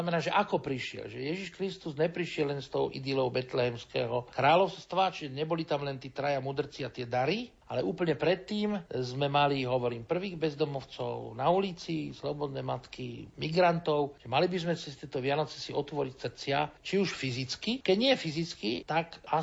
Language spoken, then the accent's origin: Slovak; Žilina Region, Slovakia; A ja som bol z dediny, z Liptova, krásne.